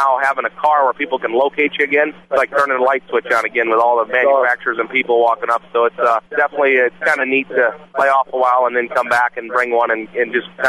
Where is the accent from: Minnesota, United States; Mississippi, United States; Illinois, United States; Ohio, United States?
Illinois, United States; Chicago; I'm from Chicago, so it's 30 degrees back there.